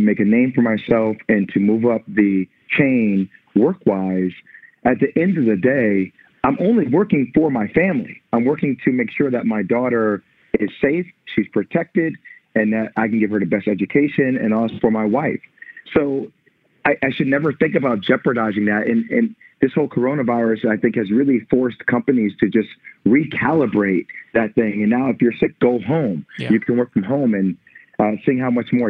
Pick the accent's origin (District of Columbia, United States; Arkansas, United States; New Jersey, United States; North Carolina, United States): New Jersey, United States; moved away as an adult; now in Brooklyn, United States; I'm from New Jersey, but I live in Brooklyn